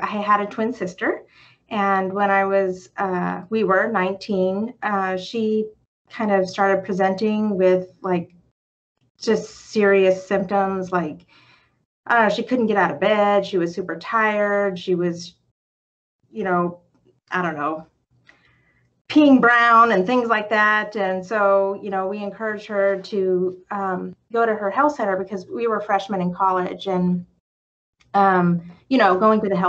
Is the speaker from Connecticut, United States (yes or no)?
no; California, United States; now in Champaign-Urbana, United States; I'm from California originally